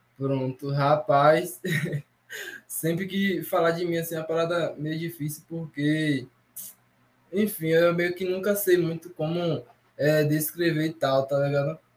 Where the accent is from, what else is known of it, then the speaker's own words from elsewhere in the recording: Itarana, Brazil; also born or lived in Feira de Santana; aqui em Itarana, por exemplo, na minha cidade natal onde eu tô aqui